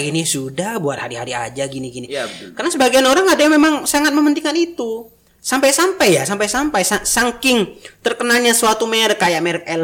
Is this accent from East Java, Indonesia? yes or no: yes; East Java, Indonesia; Soalnya kebanyakan kita kan orang Madura dan orang Madura di Madura sana